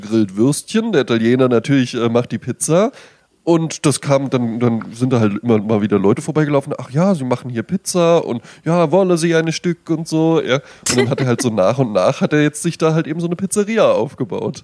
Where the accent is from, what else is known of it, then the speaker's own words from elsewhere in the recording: Germany; moved away; in Bonn-Baden, wo ich herkomme